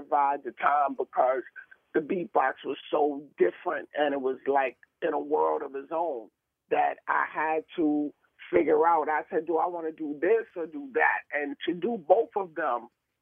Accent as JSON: {"language": "English", "town": "New York City", "region": "New York", "country": "United States", "said": "I was from Harlem"}